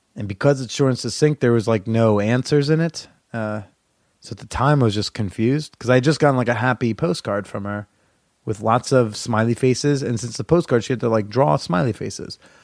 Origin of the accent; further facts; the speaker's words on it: New Jersey, United States; moved away as an adult; now in New York, United States; my hometown house in New Jersey